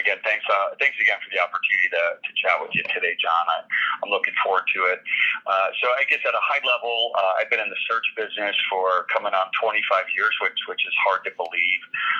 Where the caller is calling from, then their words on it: Los Angeles, California, United States; I'm actually in Los Angeles.